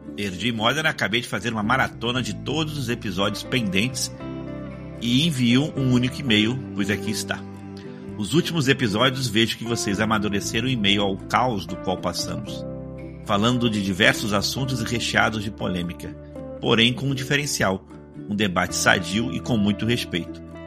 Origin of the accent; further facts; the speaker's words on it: Rio de Janeiro, Brazil; eu sou carioca